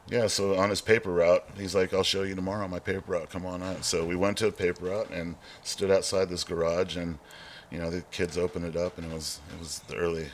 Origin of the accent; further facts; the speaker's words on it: South San Francisco, California, United States; also born or lived in San Jose, California; I grew up in San Jose. Oh, you were in San Jose. Mexican boy. South boy. Chicano kid. And I eventually got shipped off to South San Francisco.